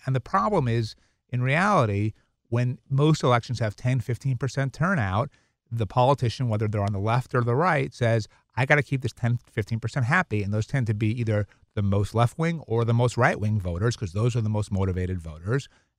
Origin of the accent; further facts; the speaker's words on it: Brooklyn, New York, United States; I grew up in New York, in Brooklyn, Long Island, first generation American.